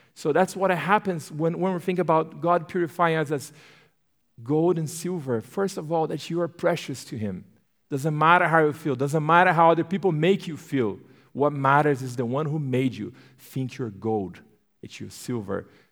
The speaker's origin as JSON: {"language": "English", "country": "Brazil", "tie": "born or raised there", "also_born_or_lived": "Turkey", "second_language": "English", "moved": "as an adult", "lives_now": "United States", "said": "I'm born and raised in Brazil. So, yes, I have an accent"}